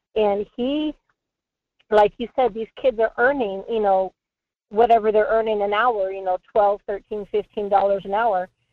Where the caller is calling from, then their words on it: Anchor Point, Alaska, United States; I'm calling from Anchor Point